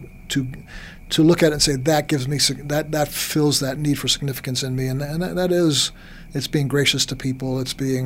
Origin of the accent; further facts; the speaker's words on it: New York, United States; moved away; also born or lived in Texas; I grew up in New York. And when I was in New York, I kind of acted a bit like a New Yorker.